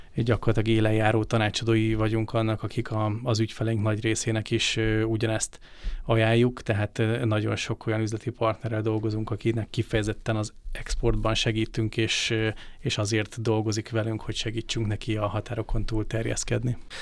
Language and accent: Hungarian; Hungary; mi magyarok vagyunk, Magyarországon élünk